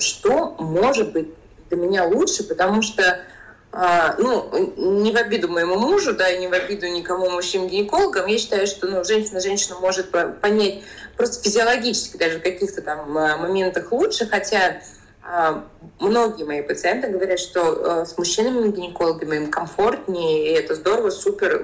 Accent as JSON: {"language": "Russian", "town": "Belokurikha", "region": "Altai Krai", "country": "Russia", "tie": "born or raised there", "said": "Я сама родилась mm на Алтае, а, маленький городочек Белокуриха"}